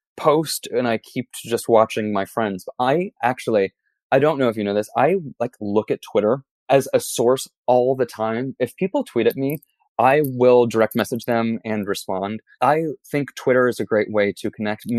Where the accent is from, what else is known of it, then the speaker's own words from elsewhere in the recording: New York City, New York, United States; also born or lived in East Village, New York City / Brooklyn; as a New Yorker